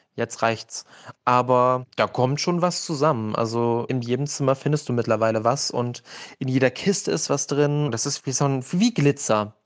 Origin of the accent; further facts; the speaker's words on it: Germany; ich komme aus der DDR